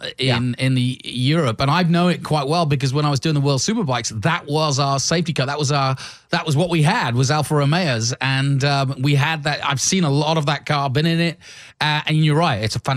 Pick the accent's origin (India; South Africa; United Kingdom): United Kingdom; England; now in United States; when I was growing up in England